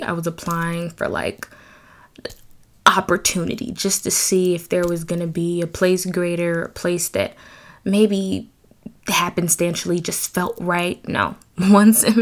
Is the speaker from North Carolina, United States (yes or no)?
no; Detroit, Michigan, United States; I'm from Detroit, born and raised